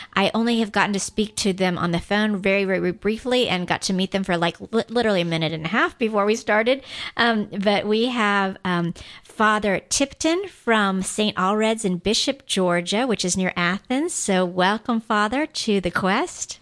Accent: Guam; I am from Guam

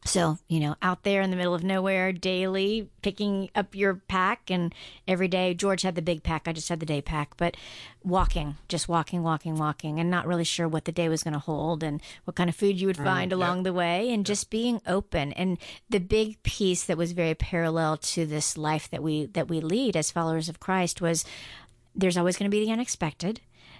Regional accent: Guam; I grew up on Guam.

